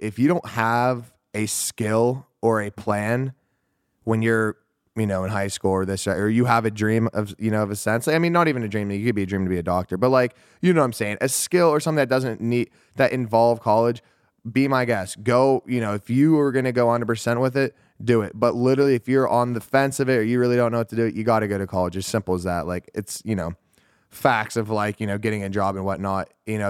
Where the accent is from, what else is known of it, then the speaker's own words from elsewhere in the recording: Pittsburgh, Pennsylvania, United States; So I grew up in Pittsburgh, Pennsylvania. I was born and raised there.